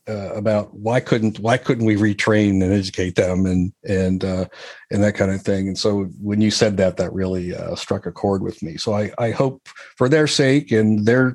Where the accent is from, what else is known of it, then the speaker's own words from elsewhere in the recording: Midwest, United States; I grew up in the Midwest around steel mills and coal mines and things like